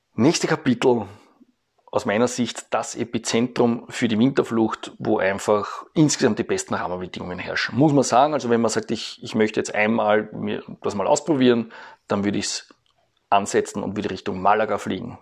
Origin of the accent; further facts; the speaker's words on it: Eastern Austria, Austria; bei uns in Ostösterreich